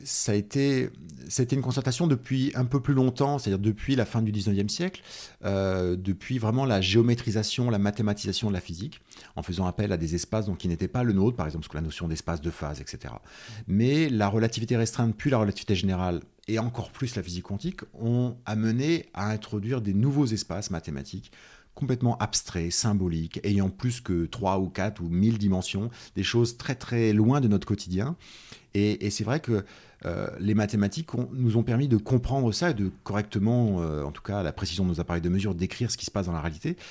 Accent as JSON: {"language": "French", "area": "Nièvre", "region": "Bourgogne-Franche-Comté", "country": "France", "tie": "born or raised there", "also_born_or_lived": "Clermont-Ferrand", "said": "moi, je suis euh, né à Clermont-Ferrand, donc dans le centre de la France, mais après j'ai grandi dans ce qu'on appelle la diagonale du vide en France, c'est-à-dire dans la Nièvre, euh, dans un tout petit village qui s'appelle Saint-Paris-de-Châtel."}